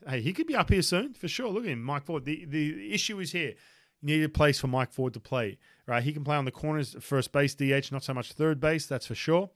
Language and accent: English; Australia; moved away; I'm from Australia